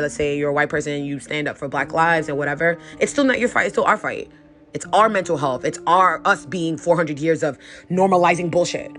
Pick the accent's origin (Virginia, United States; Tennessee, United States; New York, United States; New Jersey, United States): New York, United States; New York City; i'm from new york up up like new york city